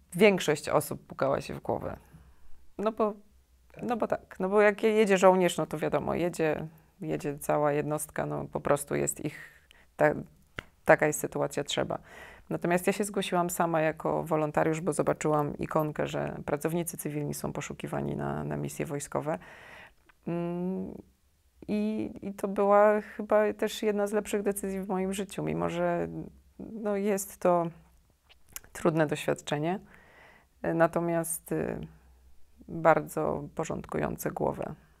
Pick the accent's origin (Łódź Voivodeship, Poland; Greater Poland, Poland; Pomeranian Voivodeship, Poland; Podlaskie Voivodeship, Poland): Podlaskie Voivodeship, Poland; Białystok; moved away as an adult; also born or lived in Kraków; jestem z Białego Stoku